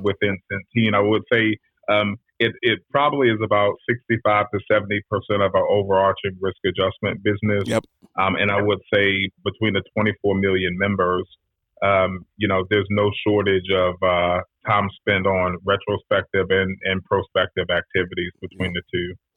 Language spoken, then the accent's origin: English; Washington, District of Columbia, United States; also born or lived in Prince George's County, Maryland; I'm a DC cat myself. So I am um, born and raised in Washington D.C. in the city, not Maryland, not Virginia, but right. in D.C.